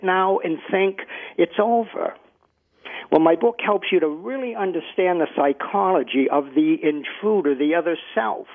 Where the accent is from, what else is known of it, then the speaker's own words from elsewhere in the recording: Boston, Massachusetts, United States; Here I am from Boston, the very opposite accent